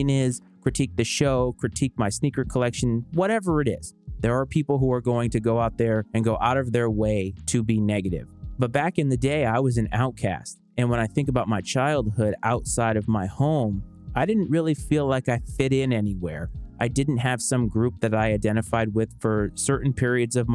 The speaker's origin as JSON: {"language": "English", "town": "Bristol", "region": "Rhode Island", "country": "United States", "tie": "born or raised there", "said": "I was born and raised in Bristol, Rhode Island"}